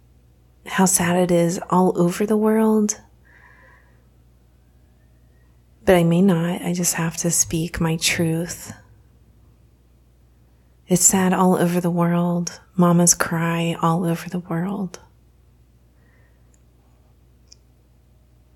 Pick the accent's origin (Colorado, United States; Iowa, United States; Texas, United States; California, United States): Texas, United States; I grew up in Texas, which for those of you who are not in the United States, is a very conservative state